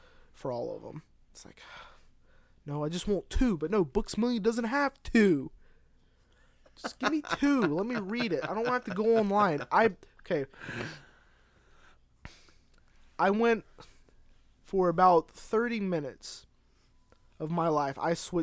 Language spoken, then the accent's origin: English; the South, United States; I'm from the South. All this Yankee air is getting in my head.